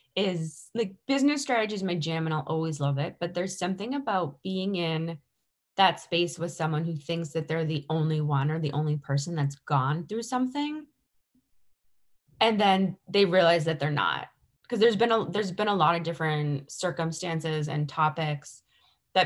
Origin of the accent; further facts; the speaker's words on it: Boston, Massachusetts, United States; growing up around Boston